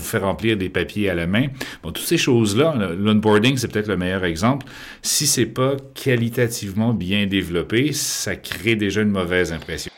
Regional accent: Quebec, Canada; now in France; je suis québécois de naissance, mais français d'adoption

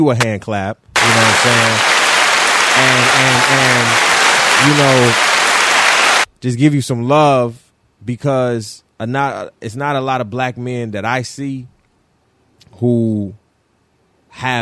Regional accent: Detroit, Michigan, United States; we are both from Detroit

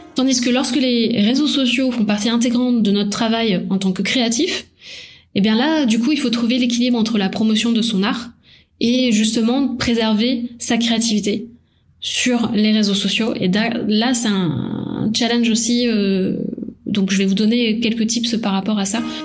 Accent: Paris, Île-de-France, France; moved away as an adult; also born or lived in Toulouse; À la base, j'étais de Paris.

